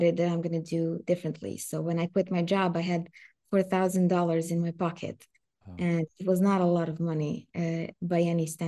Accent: Serbia; English is a second language; I come from Serbia.

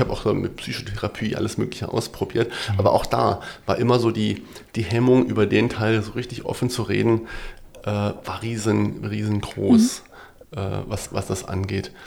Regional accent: Wadgassen, Saarland, Germany; also born or lived in Saarbrücken; ich geboren wirklich so in Saarbrücken mhm. ähm, und aufgewachsen in einem äh, Ort in der Nähe von Saarlouis, das kennt man vielleicht noch ein mhm. bisschen, der ist Wattgassen

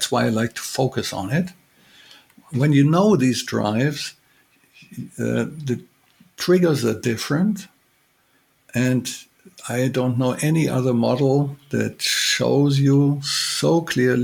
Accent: Germany; I'm from Germany

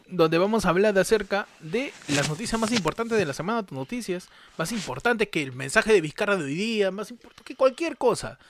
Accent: Peru

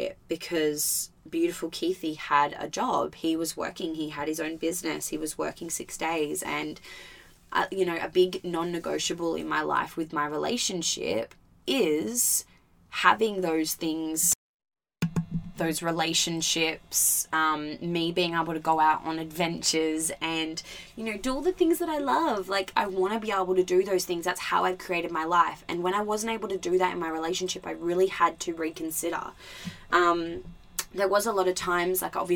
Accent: Albany, Western Australia, Australia; moved away as an adult; also born or lived in Gold Coast, Queensland; the year between me moving over to the Gold Coast and still living in Albany

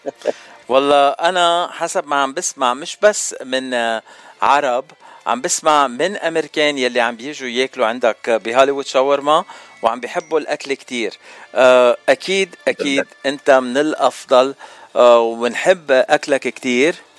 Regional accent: Lebanon; now in United States; انا بتعرفني من لبنان

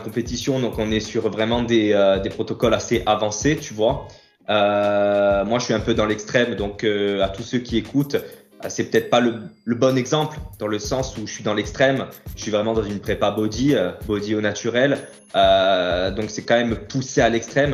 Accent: Ajaccio, Corsica, France; je suis né à Ajaccio et j'ai grandi en Corse. Euh, voilà, j'ai toujours vécu en Corse sur Ajaccio.

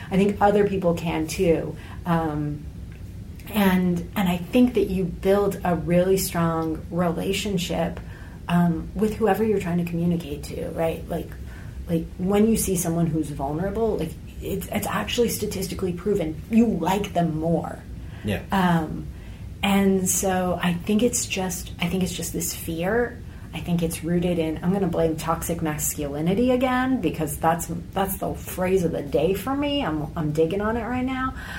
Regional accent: United States; my perspective as American

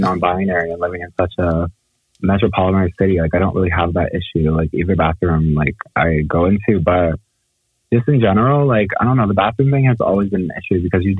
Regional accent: Baltimore, Maryland, United States; I'm from Baltimore

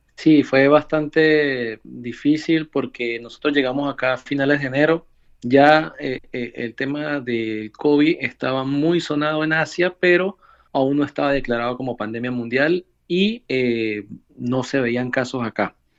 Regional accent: San Cristóbal, Táchira, Venezuela; first language Spanish; moved away as an adult; now in Leipzig, Germany; Yo soy de San Cristóbal, tenía una escuela de coctelería y un restaurante en San Cristóbal

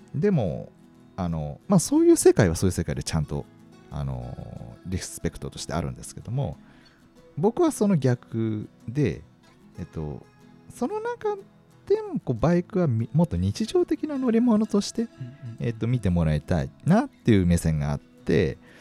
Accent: Kanazawa, Ishikawa, Japan; now in Kakegawa, Japan; 僕の出身があの石川県の金沢市なんで

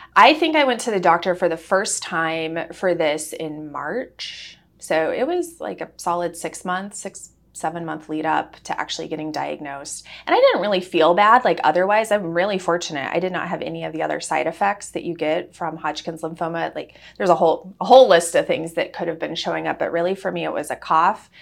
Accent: Wichita, Kansas, United States; moved away; we're from Wichita

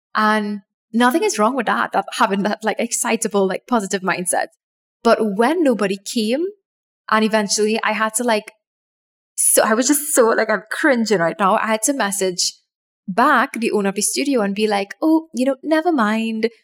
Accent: Trinidad & Tobago; my home country of Trinidad and Tobago, we have this exam that everybody writes when they are like 10 or 11, 12, around that age.

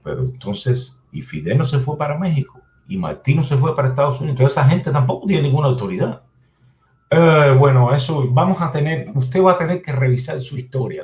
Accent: Cuba; moved away; yo como cubano

